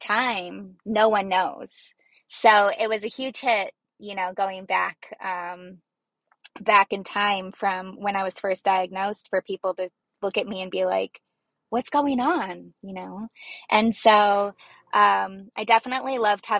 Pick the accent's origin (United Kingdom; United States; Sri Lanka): United States; Arizona; I'm from Arizona and basically native. I've lived here my whole life